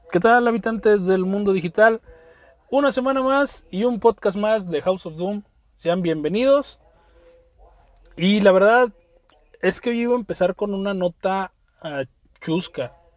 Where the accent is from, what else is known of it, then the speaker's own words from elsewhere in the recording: Mexico; como ciudadano mexicano